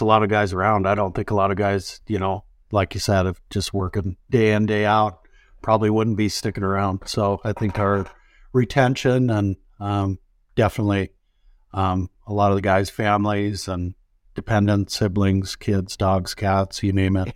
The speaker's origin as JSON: {"language": "English", "region": "Utah", "country": "United States", "tie": "born or raised there", "moved": "yes", "lives_now": "Montana, United States", "said": "I grew up in the Rockies too, down, uh, state below in Utah"}